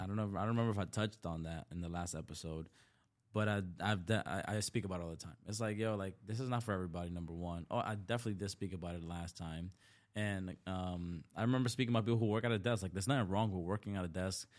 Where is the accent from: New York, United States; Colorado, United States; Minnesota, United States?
New York, United States; New York City; also born or lived in Dominican Republic; growing up in the Bronx or just, like, number one, being born in D R, like, I was born in the country